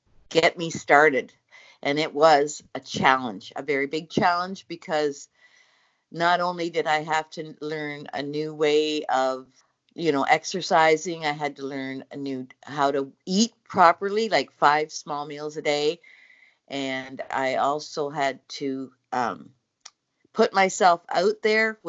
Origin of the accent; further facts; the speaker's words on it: Newfoundland and Labrador, Canada; now in Cobourg, Canada; I've come from Canada, actually Cobourg, Ontario. I was born in Newfoundland.